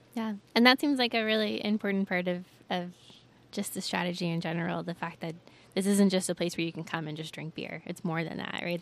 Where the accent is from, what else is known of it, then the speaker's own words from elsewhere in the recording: Atlanta, Georgia, United States; also born or lived in New York; now in Asheville, United States; I'm from Atlanta